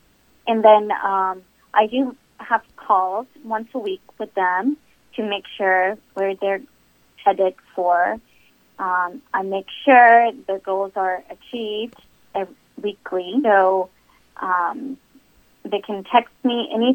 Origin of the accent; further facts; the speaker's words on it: Texas, United States; I was born in Texas, but I have Indian parents from India